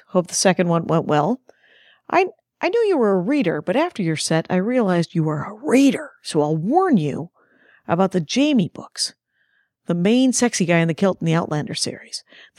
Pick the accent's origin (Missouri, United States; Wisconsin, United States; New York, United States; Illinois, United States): Wisconsin, United States; Jefferson; now in New Jersey, United States; I am also from Wisconsin, Jefferson specifically, went to St. Norbert. But I live in Jersey, so I similarly reference it constantly.